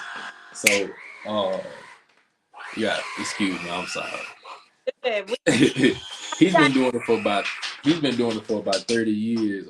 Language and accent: English; Philadelphia, Mississippi, United States; I'm from Philadelphia, Mississippi